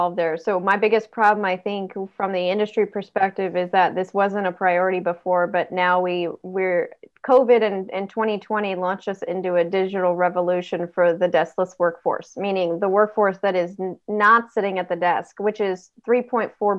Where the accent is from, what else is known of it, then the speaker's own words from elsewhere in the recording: Northern California, United States; moved away as an adult; also born or lived in East Coast; I come from Northern California, where Silicon Valley was down the road, and it was in California, where I grew up in Northern California